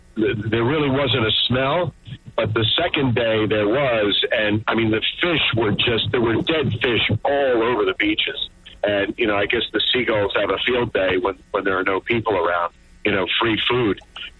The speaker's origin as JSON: {"language": "English", "town": "Brigantine", "region": "New Jersey", "country": "United States", "said": "I was from Brigantine."}